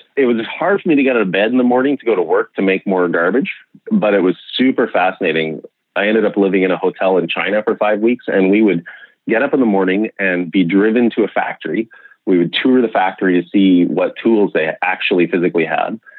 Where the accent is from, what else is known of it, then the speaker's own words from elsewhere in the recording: Okanagan, British Columbia, Canada; I grew up in the Okanagan, in British Columbia